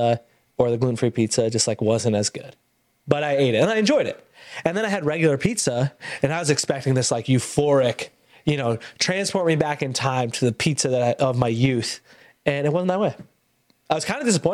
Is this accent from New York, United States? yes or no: yes; Ithaca, New York, United States; moved away; I went back to Ithaca, my hometown